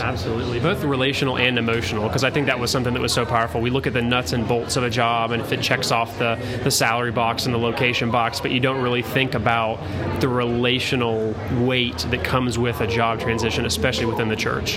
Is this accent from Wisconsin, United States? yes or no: no; Atlanta, Georgia, United States; I am from Atlanta, Georgia